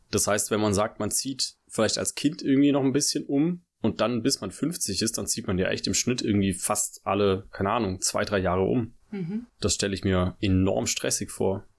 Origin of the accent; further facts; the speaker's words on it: Black Forest, Baden-Württemberg, Germany; also born or lived in Tübingen; meine Heimat ist, äh, im Schwarzwald, so, da komme ich her. Also, da bin ich geboren, da bin ich aufgewachsen.